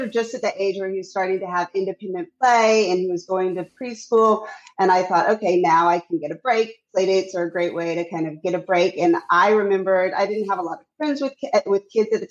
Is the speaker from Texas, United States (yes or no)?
yes; Texas, United States; moved away as an adult; now in New York, United States; I grew up in Texas with a Jewish mom and a Cuban father. And I moved to New York back in 2003